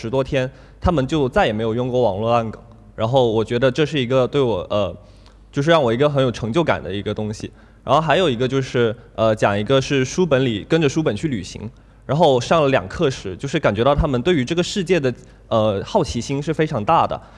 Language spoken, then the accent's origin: Chinese; Shenzhen, Guangdong, China; 从小学到大学，我都是在深圳长大的。